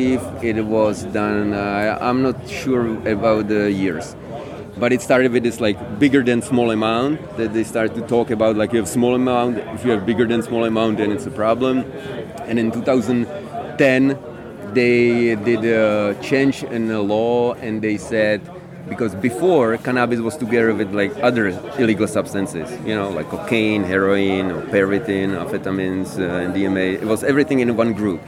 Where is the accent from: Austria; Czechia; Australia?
Czechia; Prague; I'm from Czech Republic, from Prague.